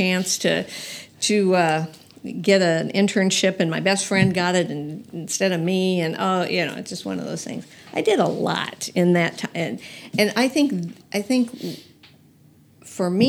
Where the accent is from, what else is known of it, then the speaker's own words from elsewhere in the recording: Lincoln, Nebraska, United States; moved away as an adult; also born or lived in Missouri; I was from Lincoln, Nebraska